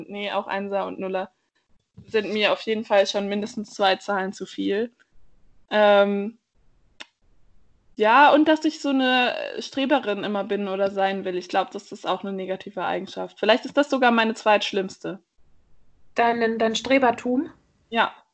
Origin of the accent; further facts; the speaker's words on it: Bavaria, Germany; ich bin aufgewachsen nicht in München, sondern auf so eine Art Dorf und auch, ich finde es sehr schön, dass es in Bayern irgendwie so viel Natur gibt